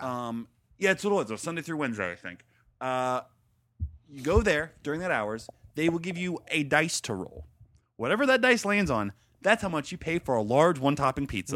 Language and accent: English; Stuart, Florida, United States; moved away as an adult; also born or lived in Gainesville, Florida; we grew up in Stuart.